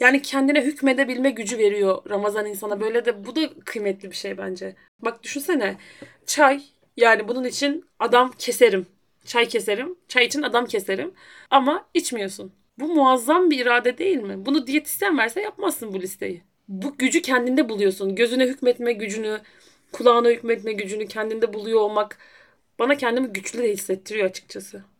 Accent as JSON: {"language": "Turkish", "region": "Rize Province", "country": "Turkey", "tie": "born or raised there", "also_born_or_lived": "Erzurum", "moved": "yes", "lives_now": "Edirne, Turkey", "said": "Ben, hani, Rize'de doğdum"}